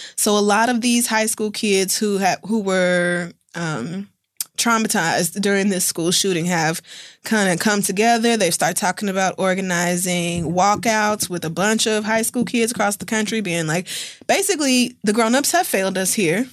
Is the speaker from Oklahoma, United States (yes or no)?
yes; Oklahoma, United States; growing up in Oklahoma, we had gun expos